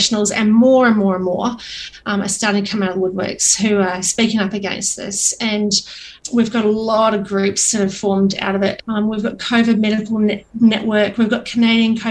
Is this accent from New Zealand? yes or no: yes; New Zealand; I'm a single mum and I'm a New Zealander.